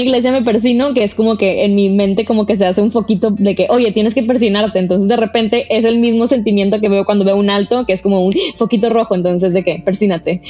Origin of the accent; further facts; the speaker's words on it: Monterrey, Nuevo León, Mexico; also born or lived in Toluca / Mexico City; crecí en Monterrey, o León, en México, pero a los seis años cambiaron de trabajo a mi papá